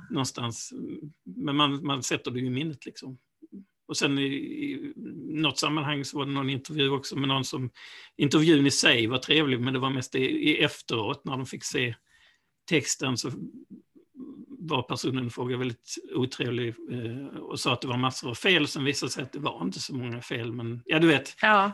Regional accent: Malmö, Skåne, Sweden; moved away as an adult; now in Ystad, Sweden; jag är ju ursprungligen från Malmö

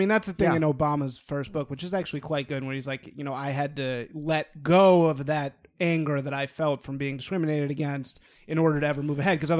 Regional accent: Chicago, Illinois, United States; I grew up in fucking Chicago, and I grew up in black communities, and I got fucking attacked for being white, beaten up many times.

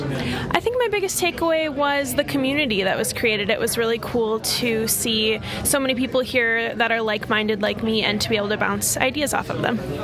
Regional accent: Milwaukee, Wisconsin, United States; I'm from Milwaukee, Wisconsin

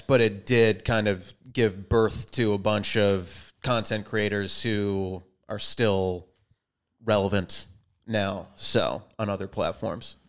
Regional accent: Minnesota, United States; moved away as an adult; also born or lived in Boston; now in Los Angeles, United States; from Minnesota, born and raised there, and went to college out in Boston, East Coast

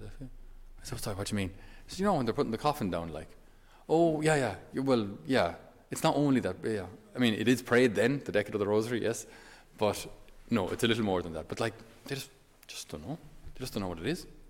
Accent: Ireland; us as Irish

